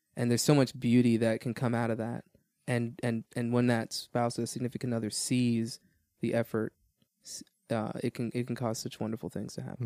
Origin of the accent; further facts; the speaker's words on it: Miami, Florida, United States; moved away as an adult; also born or lived in Georgia; I was born in Miami, Florida, uh, raised there all my life, and then ended up joining the Marine Corps